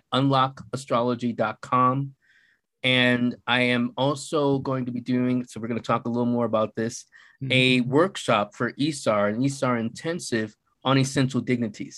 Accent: Buffalo, New York, United States; also born or lived in Philadelphia; now in Santa Fe, United States; I am originally from Buffalo, New York. That's where I was born, but I lived in Philadelphia. I lived for 2 decades in the New York City area

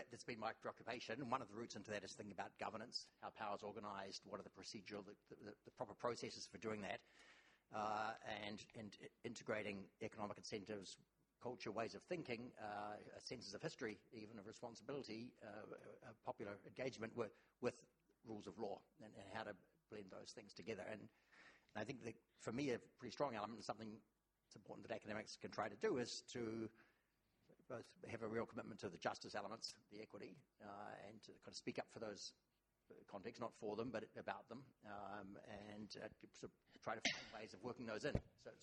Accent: New Zealand; also born or lived in Oxford, United Kingdom; now in New York, United States; I'm from New Zealand originally

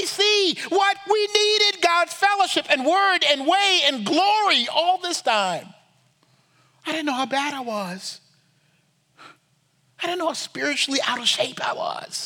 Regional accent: United States; We can't handle being Americans.

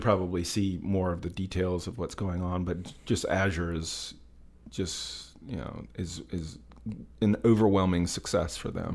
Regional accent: United States; as an American

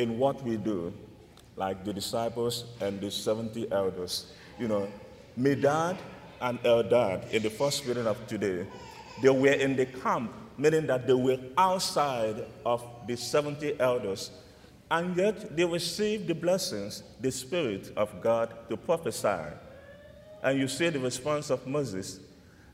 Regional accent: Nigeria; moved away; I'm from Nigeria, and I grew up in a deep Catholic environment

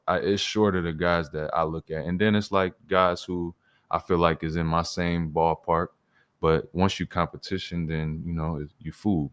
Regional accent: Illinois, United States; moved away as an adult; now in Toronto, Canada; I grew up in Illinois

